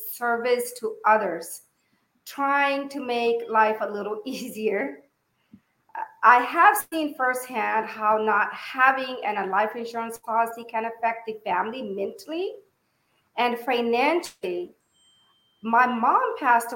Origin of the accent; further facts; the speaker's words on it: Yuba City, California, United States; moved away as an adult; now in Fairfield, United States; I moved from Yuba City. I graduated from high school in Yuba City